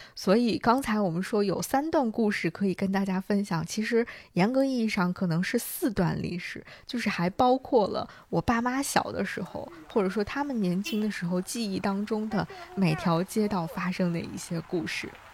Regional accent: Xingtai, Hebei, China; moved away; 我的家乡，河北邢台

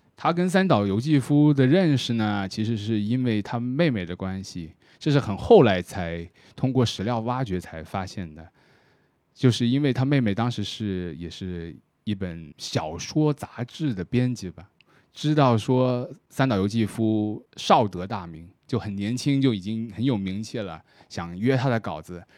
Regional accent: Shenzhen, Guangdong, China; 以我作为一个深圳人来说

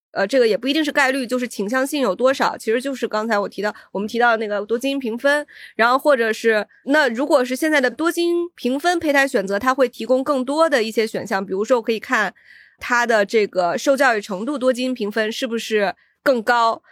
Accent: China; 我们中国人

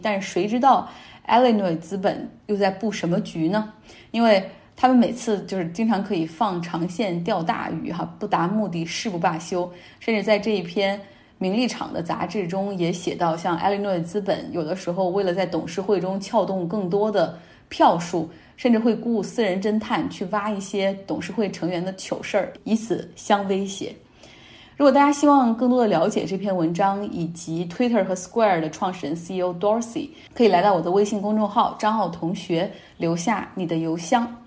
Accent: Harbin, Heilongjiang, China; moved away; 国内我家乡哈尔滨

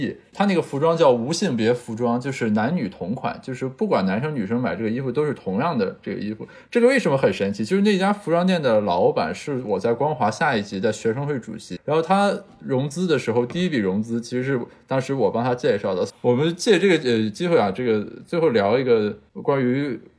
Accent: Cao County, Shandong, China; 我的家乡山东省的曹县

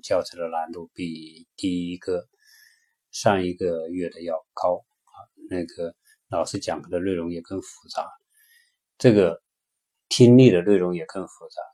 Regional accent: China; moved away as an adult; now in United States; 我们中国人的观念

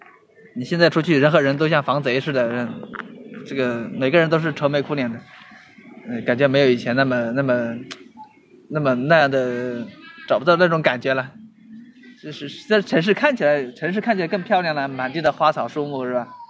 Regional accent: Hubei, China; moved away as an adult; now in Shenzhen, China; 我老家湖北的，一直没有出来

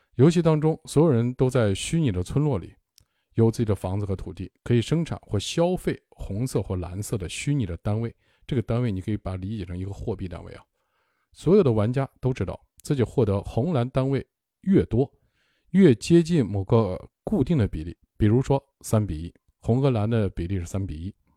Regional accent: China; also born or lived in Zhejiang; 我们中国人

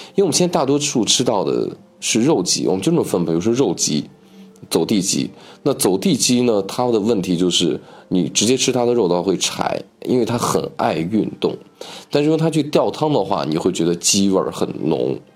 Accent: Northwest China, China; 我是西北人，跟我们西北人招待朋友那种热情是非常的一致的

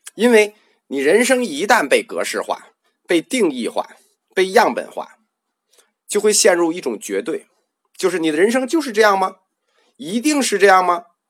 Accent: China; 我们中国人

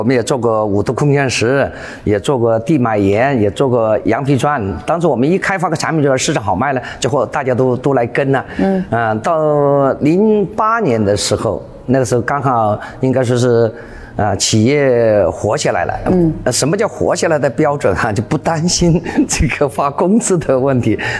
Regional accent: Jingdezhen, Jiangxi, China; now in Foshan, China; 三十多年。我是从景德镇来到石湾镇嘛，这两个都是一个是做瓷的，一个叫瓷都，一个叫陶都。

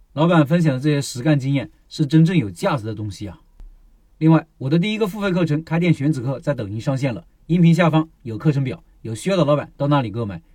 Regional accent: Hunan, China; 作为一个湖南人

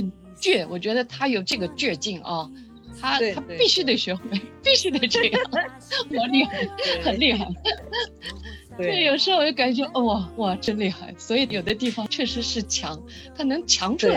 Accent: China; now in Japan; 我们中国人都不会这样。

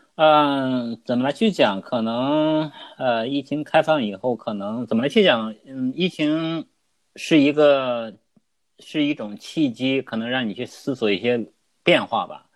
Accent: Hebei, China; moved away as an adult; also born or lived in Beijing; now in Australia; 当然因为我们都是河北人嘛

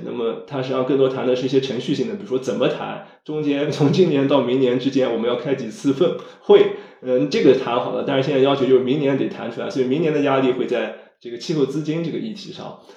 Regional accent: China

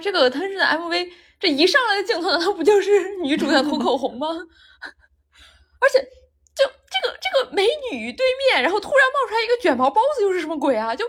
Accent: Shandong, China; 就因为我看了他的舞台啊，就我作为一个山东人，但是我之前完全不认识他

